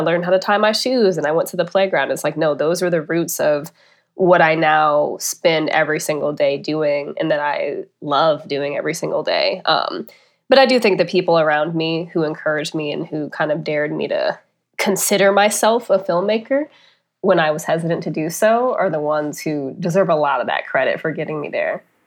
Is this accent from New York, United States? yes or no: no; St. Louis, Missouri, United States; moved away; I'm from North County, Saint Louis, so specifically the Ferguson, Florissant area.